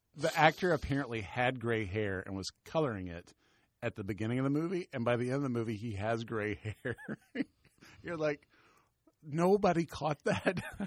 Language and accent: English; the South, United States; We're both from the South.